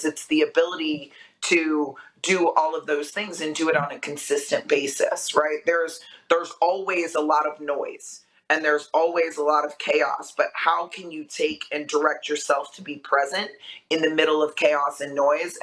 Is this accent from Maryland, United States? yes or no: no; Vero Beach, Florida, United States; also born or lived in Boston; I grew up in Vero Beach, Florida, where football is a way of life